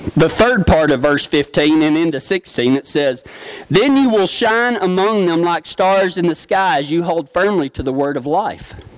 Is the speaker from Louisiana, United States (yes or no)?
no; Big Lake, Texas, United States; growing up in the small town of Big Lake, Texas